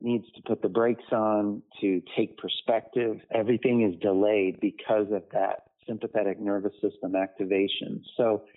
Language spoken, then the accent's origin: English; Lakeland, Florida, United States; in my hometown was a children's home here in Lakeland, Florida